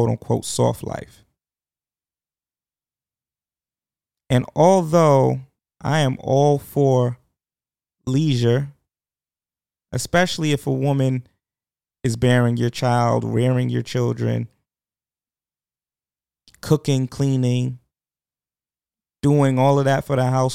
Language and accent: English; New York, United States; I am a New Yorker